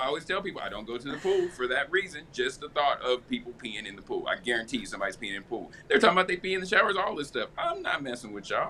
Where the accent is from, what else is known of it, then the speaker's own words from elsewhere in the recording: Midwest, United States; I'm from the Midwest, so that's how they all talk.